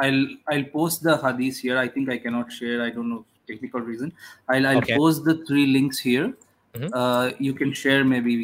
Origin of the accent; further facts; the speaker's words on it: India; also born or lived in Europe / United States; Yeah, so I'm going from India. So okay. I stayed in the West for like 5 years, Europe and US. Now I'm currently in India